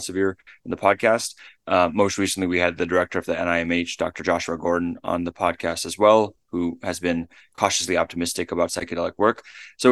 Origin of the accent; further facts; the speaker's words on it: Namibia; I was born in Namibia